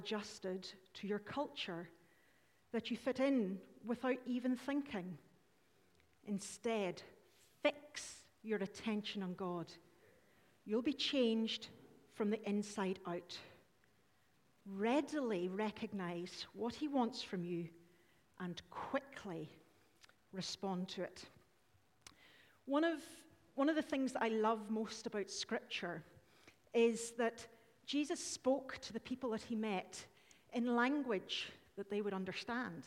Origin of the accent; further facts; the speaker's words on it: Northern Ireland, United Kingdom; we're Irish